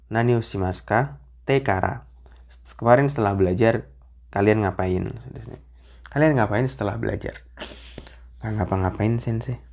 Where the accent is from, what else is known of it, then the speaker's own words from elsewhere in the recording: Jakarta, Indonesia; Jakarta ramai banget Jakarta kotaku sensei orang Jakarta ya saya orang Jakarta